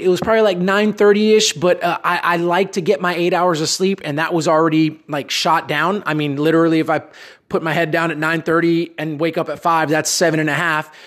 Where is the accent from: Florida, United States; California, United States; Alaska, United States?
Florida, United States; Miami; also born or lived in Dallas area, Texas; now in Dallas, United States; I'm from Miami originally, but living here in Texas